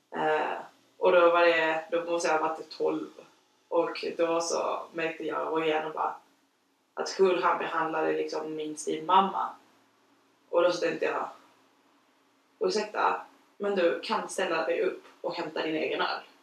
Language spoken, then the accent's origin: Swedish; Chile; now in Sweden; jag är uppfostrad i Chile